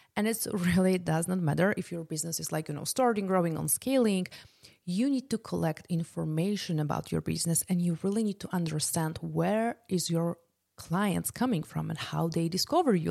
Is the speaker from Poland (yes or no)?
yes; Poland; moved away; I'm originally from Poland